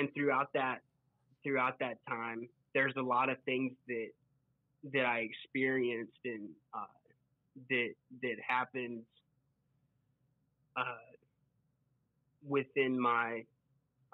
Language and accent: English; Waco, Texas, United States; I'm originally from Waco, Texas